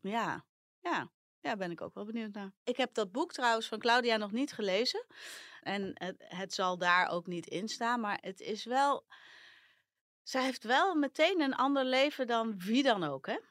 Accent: Netherlands; also born or lived in Amsterdam

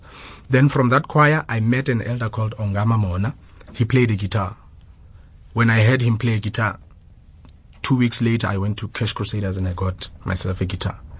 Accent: Cape Town, Western Cape, South Africa; We are from Khayelitsha.

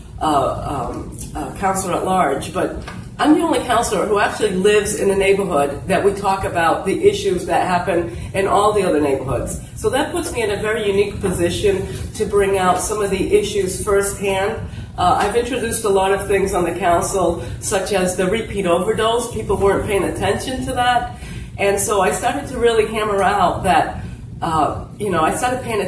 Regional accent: New Bedford, Massachusetts, United States; English is a second language; I am an immigrant. I came here at the age of 5

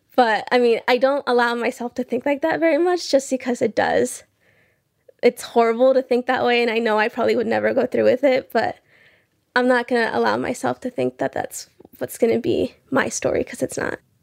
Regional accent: Belmont, Iowa, United States; also born or lived in Rio Bravo, Tamaulipas, Mexico; I'm from Belmont, Iowa.

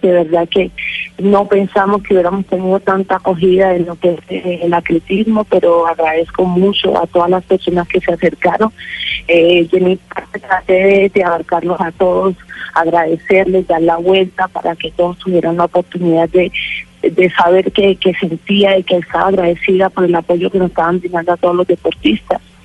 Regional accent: Colombia; soy de Colombia

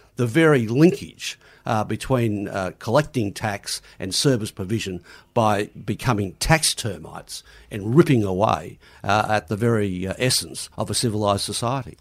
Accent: Queensland, Australia

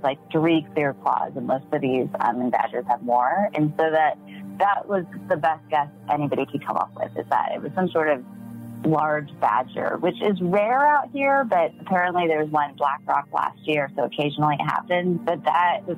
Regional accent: United States; I grew up in the Mojave Desert, right? So on the west side

